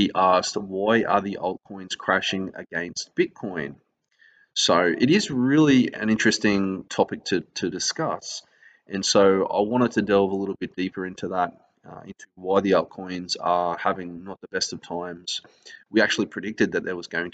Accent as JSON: {"language": "English", "country": "Australia", "said": "I'm an Australian"}